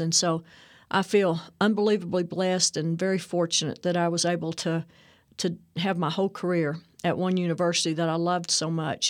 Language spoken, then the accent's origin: English; Texas, United States; also born or lived in Whidbey Island, Washington; we moved back to Texas fairly soon